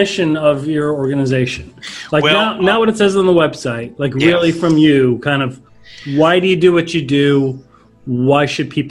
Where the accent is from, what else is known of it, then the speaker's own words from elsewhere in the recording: Chicago, Illinois, United States; moved away; I'm from Chicago originally.